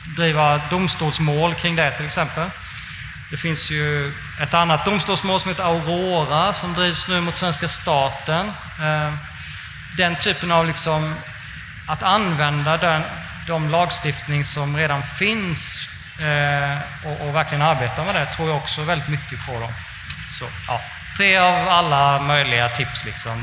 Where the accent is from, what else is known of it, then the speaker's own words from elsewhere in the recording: Småland, Kalmar County, Sweden; jag kommer från Småland och så läste jag med gymnasiet i Kalmar